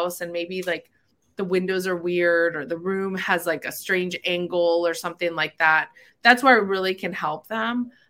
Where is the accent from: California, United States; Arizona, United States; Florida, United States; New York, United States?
Florida, United States; Miramar; also born or lived in Cooper City, Florida; I've been in South Florida my whole life. I went to Cooper City High School. I grew up mainly in Miramar